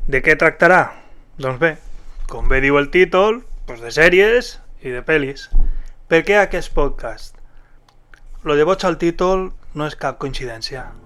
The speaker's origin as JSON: {"language": "Catalan", "region": "Valencian Community", "country": "Spain", "accent": "Valencian", "first_language": "Valencian", "said": "fer-ho en la meva llengua"}